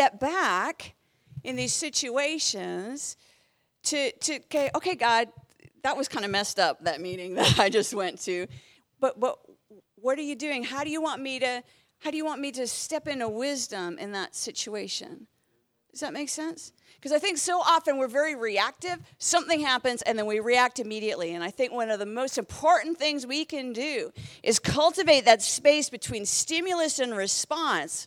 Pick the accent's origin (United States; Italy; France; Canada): Canada; moved away as an adult; also born or lived in Southern England; I moved from Canada to the UK